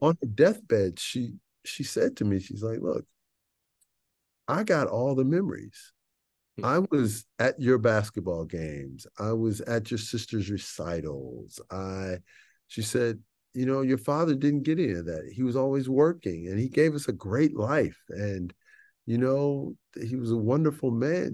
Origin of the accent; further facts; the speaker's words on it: Chicago, Illinois, United States; I grew up in Chicago